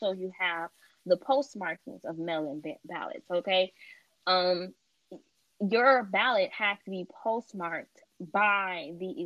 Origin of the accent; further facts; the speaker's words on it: Illinois, United States; we're from Illinois